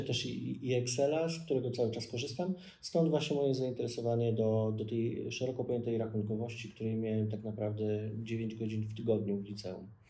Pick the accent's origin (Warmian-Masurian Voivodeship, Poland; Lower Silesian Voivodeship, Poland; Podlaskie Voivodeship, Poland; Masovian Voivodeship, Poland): Masovian Voivodeship, Poland; Ostrołęka; moved away as an adult; also born or lived in Łódź; now in Warsaw, Poland; do mojego miejsca urodzenia, wychowania, czyli Ostrołęki